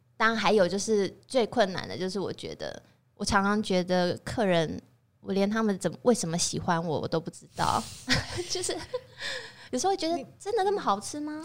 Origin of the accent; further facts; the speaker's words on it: Taiwan; 我是台湾人在做法式料理